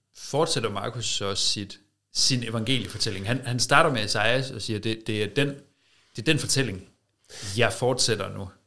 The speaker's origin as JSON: {"language": "Danish", "country": "Denmark"}